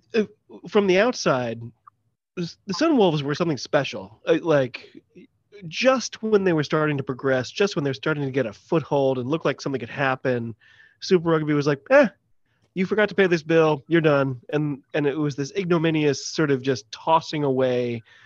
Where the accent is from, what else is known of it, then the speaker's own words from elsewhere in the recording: United States; I'm an American